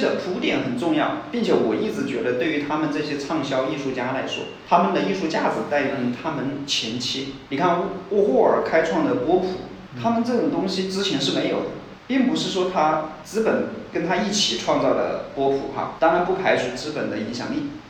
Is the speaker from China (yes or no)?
yes; Hubei, China; 尤其比我们湖北